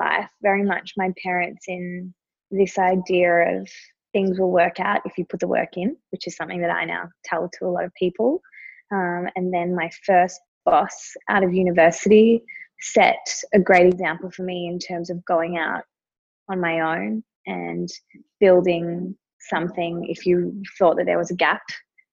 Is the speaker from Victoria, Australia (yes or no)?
yes; Melbourne, Victoria, Australia; I grew up in Melbourne